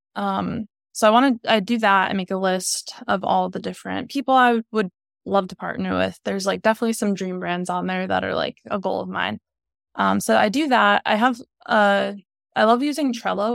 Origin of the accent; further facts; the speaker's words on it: New York, United States; moved away as an adult; now in Rhode Island, United States; I'm from New York